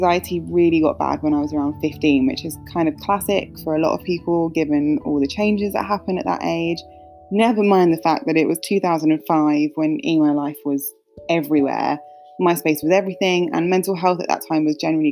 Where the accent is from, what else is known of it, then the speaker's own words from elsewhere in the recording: London, United Kingdom; growing up in North London